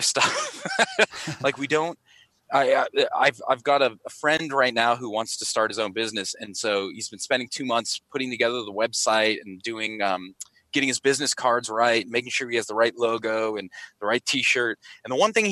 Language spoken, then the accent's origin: English; Pittsburgh, Pennsylvania, United States; now in Australia; I'm from Pittsburgh originally